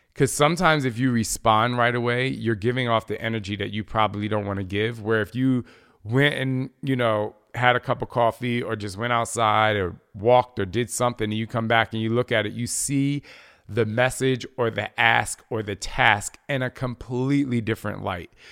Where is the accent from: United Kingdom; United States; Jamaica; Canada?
United States; New Jersey; I'm from Jersey